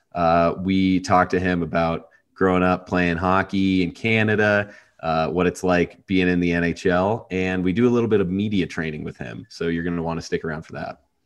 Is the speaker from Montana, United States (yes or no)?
yes; Montana, United States; I'm from Montana and I played some hockey growing up